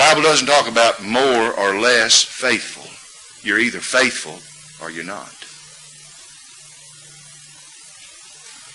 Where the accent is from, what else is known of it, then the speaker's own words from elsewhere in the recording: Huntsville, Alabama, United States; moved away; I grew up in Huntsville, Alabama